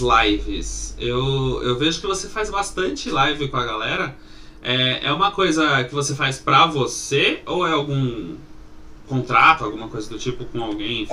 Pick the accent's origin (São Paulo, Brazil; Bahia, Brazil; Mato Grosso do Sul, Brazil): São Paulo, Brazil; a gente é aqui de São Paulo